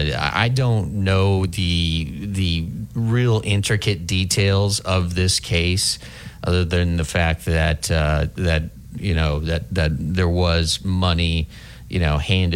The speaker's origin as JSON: {"language": "English", "region": "Midwest", "country": "United States", "tie": "born or raised there", "said": "when I was living, growing up in the Midwest"}